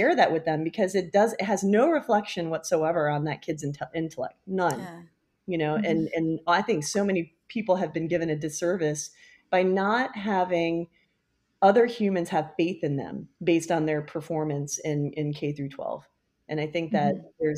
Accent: Rockville, Maryland, United States; I grew up in Rockville, Maryland, and I was the youngest of three siblings

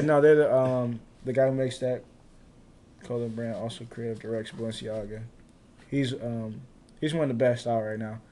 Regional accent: Cleveland, Ohio, United States; moved away as an adult; also born or lived in Florida; growing up in Cleveland

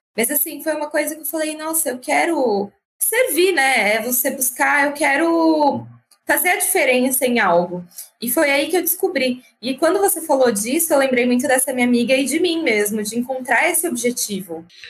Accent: Francisco Morato, São Paulo, Brazil; eu cresci em Francisco Murato, que é uma cidade mais periférica

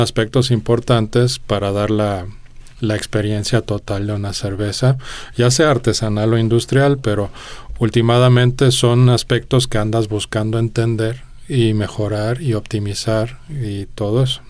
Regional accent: Mexico City, Mexico; moved away as an adult; also born or lived in Denmark; yo nací en Dinamarca, pero a los dos años nos mudamos a México este, por unas oportunidades de trabajo, este, no mías, pero de mis papás. Y entonces, pues, a esa edad no tienes mucha voz y voto, más bien acompañas a donde vas, ¿no? Este, Llegamos a, a, la Gustavo madero ahí fue donde, donde yo me crié en realidad

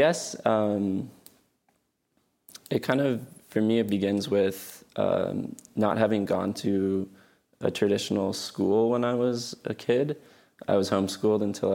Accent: Albuquerque, New Mexico, United States; I'm from Albuquerque, New Mexico, and I live here still

